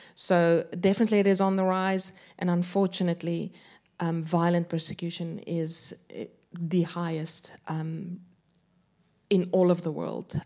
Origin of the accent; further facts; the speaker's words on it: South Africa; moved away as an adult; now in Adelaide, Australia; I grew up in South Africa, moved to Australia around ten years ago. I'm now living in Adelaide